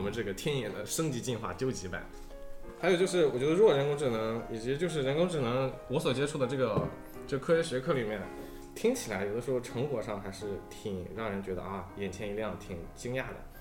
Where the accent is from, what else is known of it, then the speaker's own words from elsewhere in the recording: China; 我们本身中国人他可能对这个数学上比较敏感一点吧